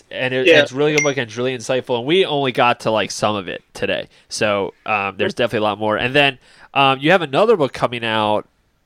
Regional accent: Baltimore, Maryland, United States; we're from Baltimore.

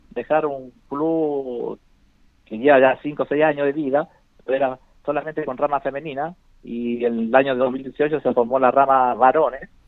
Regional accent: Magallanes, Chile; also born or lived in Ovalle / Antofagasta; now in Linares, Chile; Así que nos nacimos allá, pero nos criamos

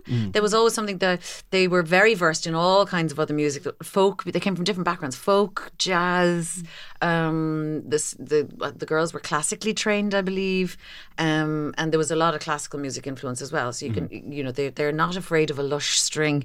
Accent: Kinsale, Munster, Ireland; I grew up just outside Kinsale.

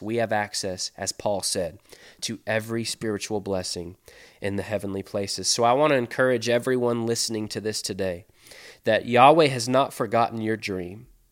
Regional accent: Seattle, Washington, United States; now in Mobile, Alabama, United States; When I grew up in Seattle, Washington

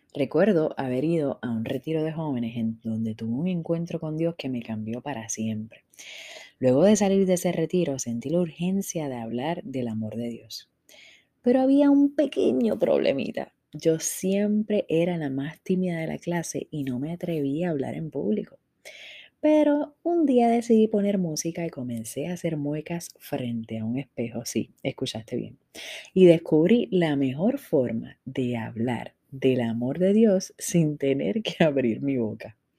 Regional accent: Puerto Rico

